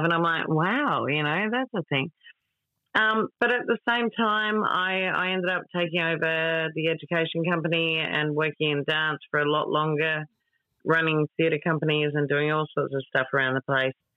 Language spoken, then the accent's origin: English; Australia